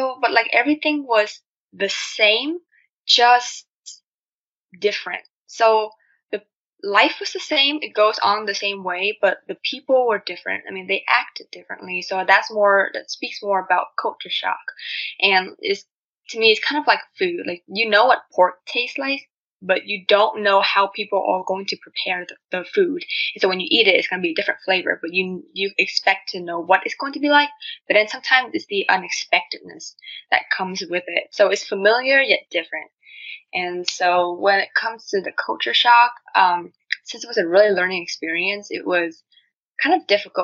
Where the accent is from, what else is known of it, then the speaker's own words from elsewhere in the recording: Vietnam; accent: Asian; English is a second language; now in United States; I'm originally from Vietnam, so I moved into the U.S.